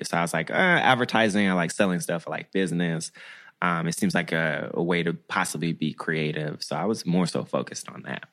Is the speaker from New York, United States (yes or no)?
no; Memphis, Tennessee, United States; moved away; also born or lived in Washington, D.C. / Bogalusa, Louisiana; I'm from Memphis. I'm from Tennessee.